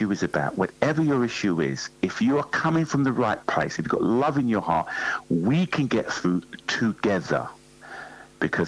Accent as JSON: {"language": "English", "region": "London", "country": "United Kingdom", "tie": "born or raised there", "said": "growing up in North London"}